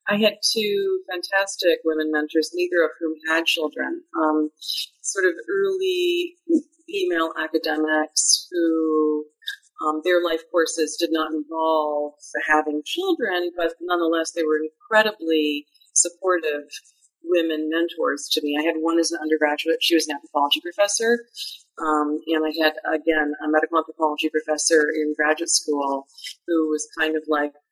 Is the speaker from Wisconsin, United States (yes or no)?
yes; Madison, Wisconsin, United States; moved away as an adult; also born or lived in California; Yes, I'm from the Midwest. I grew up in Madison, Wisconsin